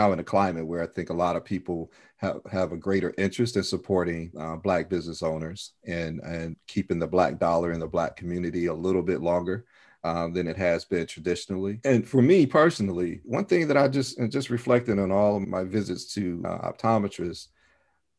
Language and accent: English; Chicago, Illinois, United States; where I grew up in Chicago